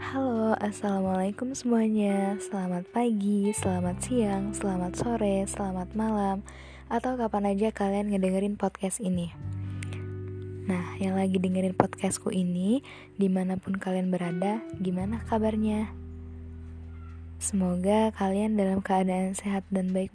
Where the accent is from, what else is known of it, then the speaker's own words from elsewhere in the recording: Lampung, Indonesia; Asal aku dari Lampung.